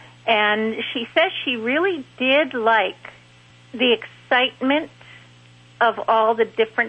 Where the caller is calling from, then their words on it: Winder, Georgia, United States; Winder, Georgia.